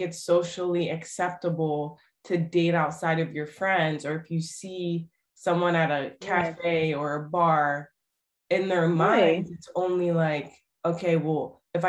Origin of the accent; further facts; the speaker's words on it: United States; moved away; also born or lived in Greece; I'm American